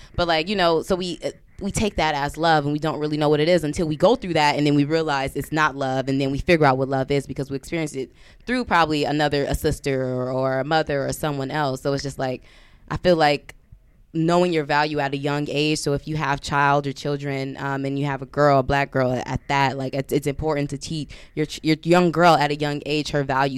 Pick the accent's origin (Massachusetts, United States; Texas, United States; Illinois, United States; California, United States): California, United States; Compton; moved away as an adult; I'm from Compton, West Side